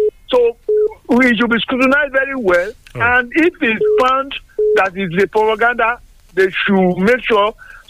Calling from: Sango, Ogun State, Nigeria; I'm calling from Sango.

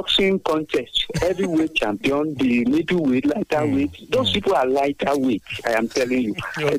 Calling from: Abeokuta, Ogun State, Nigeria; from Abeokuta.

